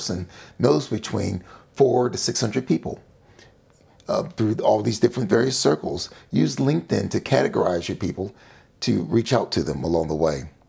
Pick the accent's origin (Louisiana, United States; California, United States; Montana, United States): California, United States; Sacramento; When I was growing up in Sacramento, California, as a young child